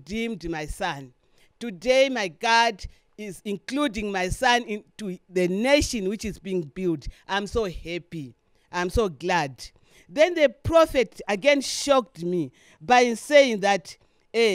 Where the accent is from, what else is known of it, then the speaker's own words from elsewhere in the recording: Lilongwe, Central Region, Malawi; I'm from here, Malawi.